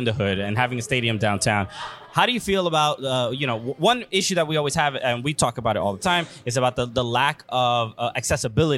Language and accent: English; New York City, New York, United States; Sunset Park, Brooklyn was a tough area